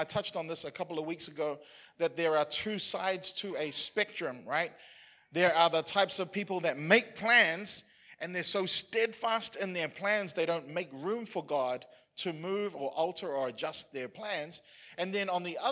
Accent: New Zealand; as a New Zealander, as somebody who was born and raised in New Zealand

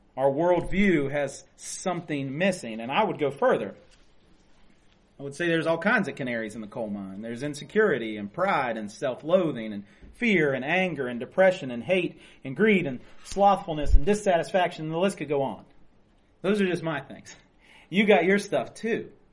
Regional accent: West Virginia, United States; So we're all from West Virginia

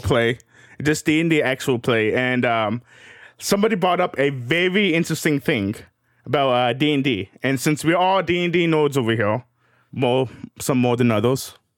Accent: Kentucky, United States; I was raised in Kentucky

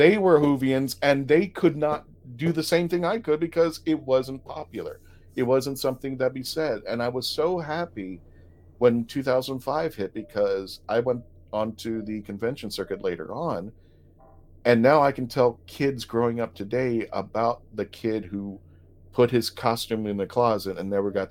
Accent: Philippines; I'm Filipino

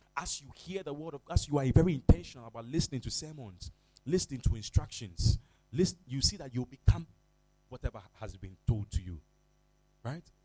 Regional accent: Accra, Greater Accra, Ghana; I'm from Jamestown

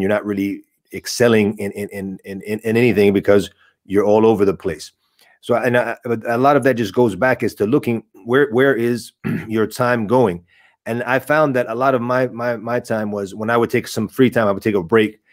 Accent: United States; I was born and raised in in America

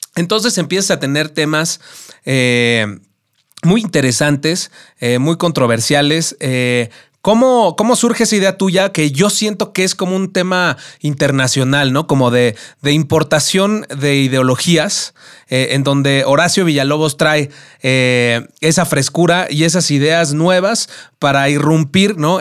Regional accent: Mexico City, Mexico; lo maravilloso que es nuestra ciudad y de lo maravillosa que es nuestra cultura, ¿no? Como, como mexicanos y como chilangos

